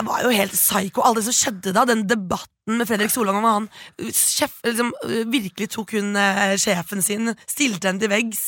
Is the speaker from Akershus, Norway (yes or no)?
yes; Bærum, Akershus, Norway; jeg er jo fra Rykken i Bærum. Eh, stolt Rykken-jente.